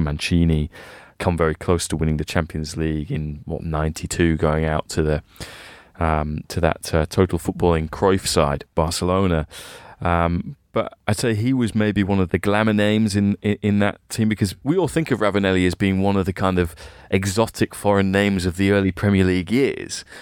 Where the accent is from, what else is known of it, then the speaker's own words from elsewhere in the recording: England, United Kingdom; as a kid, kind of growing up in England at the time